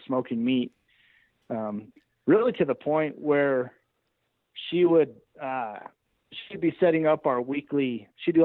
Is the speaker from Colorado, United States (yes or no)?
yes; Alamosa, Colorado, United States; I was born and raised here in Alamosa, Colorado. My family is, I'm sixth generation in this valley.